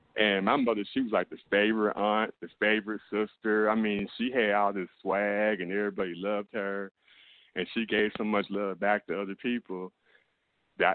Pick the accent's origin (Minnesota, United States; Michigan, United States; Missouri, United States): Missouri, United States; St. Louis; also born or lived in Mississippi; I was born in Mississippi and I was raised in St. Louis, Missouri